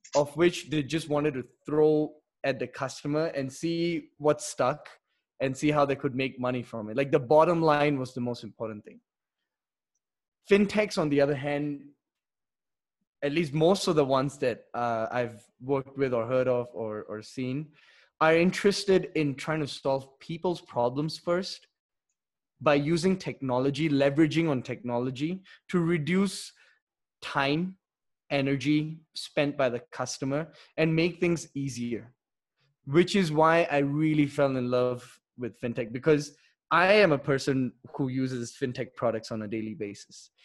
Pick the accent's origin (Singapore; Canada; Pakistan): Singapore; moved away as an adult; also born or lived in Delhi, India; now in Mexico; I was born in Delhi. Uh, but when I was seven, we moved to Singapore. So I would say majority of my life I spent in Singapore.